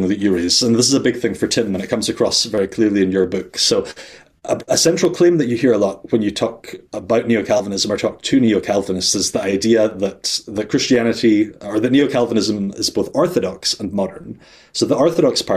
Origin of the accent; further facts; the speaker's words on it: Scotland, United Kingdom; also born or lived in Netherlands; I'm Scottish